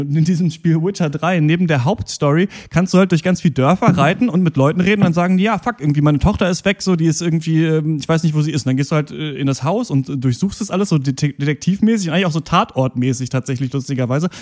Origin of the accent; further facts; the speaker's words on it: Germany; wir Deutsche sind und eben hier aufwachsen